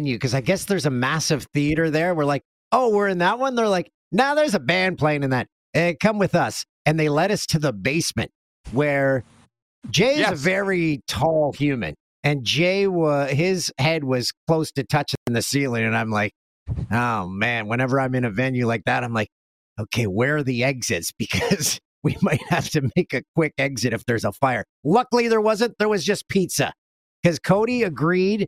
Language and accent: English; Canada; also born or lived in Los Angeles; as a true Canadian